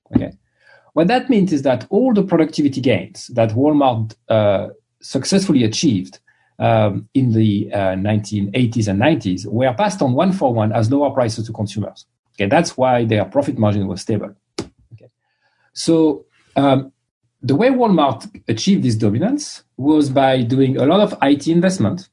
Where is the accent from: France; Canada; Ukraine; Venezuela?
France; English is a second language; moved away as an adult; also born or lived in London / Boston; now in United States; I grew up in France, as you can tell from my accent